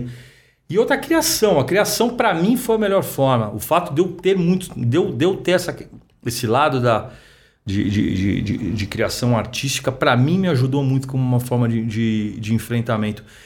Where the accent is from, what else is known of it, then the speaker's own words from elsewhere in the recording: São Paulo, Brazil; eu sou nascido e criado aqui em São Paulo